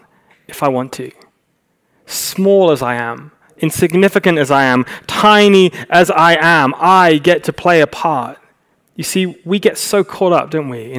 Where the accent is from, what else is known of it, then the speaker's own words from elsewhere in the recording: United Kingdom; moved away as an adult; now in Los Angeles, United States; we're very British